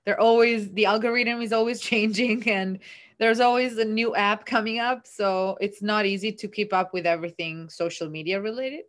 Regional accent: Italy; born or raised there; English is a second language; moved away as an adult; also born or lived in Perugia, Italy / Leeds, United Kingdom; now in New York City, United States

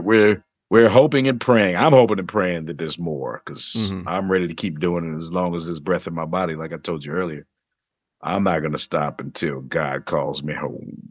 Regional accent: Missouri, United States; Missouri, mm-hmm. my home state

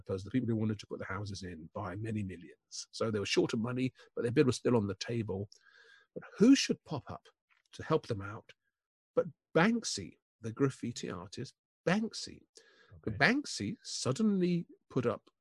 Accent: Reading, South East England, United Kingdom; I grew up in Reading

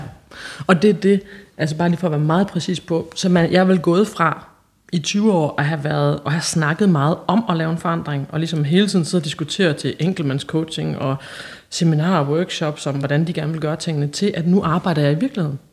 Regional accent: Holsted, Southern Denmark, Denmark; moved away; fra sådan en lille, lille bitte øh, landsby, som hedder Holsted, som ligger helt ude på landet i Jylland

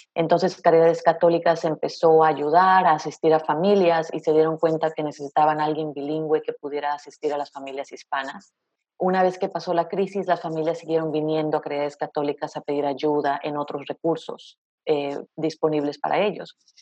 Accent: Veracruz, Mexico; moved away as an adult; also born or lived in Raleigh, North Carolina; now in United States; soy de México, orgullosamente veracruzana

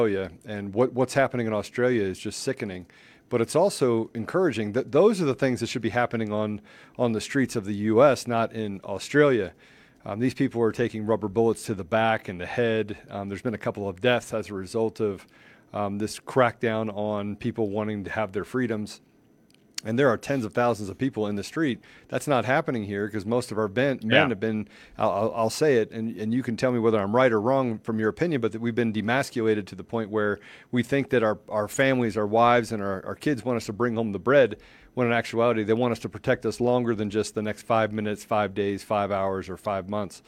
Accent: Washington, District of Columbia, United States; moved away as an adult; also born or lived in Winchester, Virginia; I was born in Winchester, Virginia, grew up in Washington, D.C., spent my first 21 years of my life there

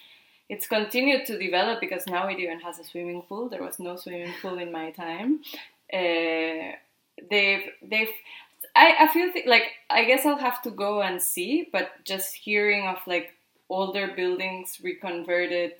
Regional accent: Lima, Peru; first language Spanish; English is a second language; now in Spain; I was born in Lima, Peru

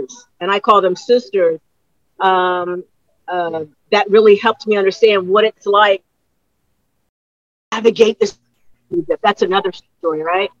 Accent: United States; as a woman, as an American

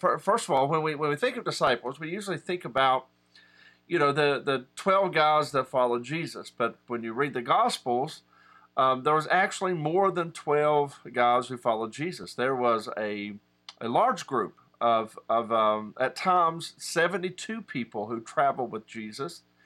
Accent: West Virginia, United States; I'm a West Virginian. I'm from and of West Virginia

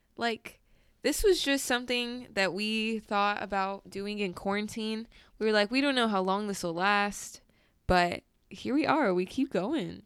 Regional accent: California, United States; I grew up in California

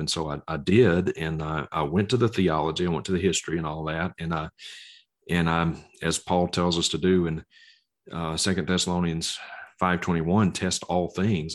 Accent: Mississippi, United States; accent: Southern; now in Bozeman, Montana, United States; I'm originally from Mississippi, So, if you hear a Southern accent, that's where that's from

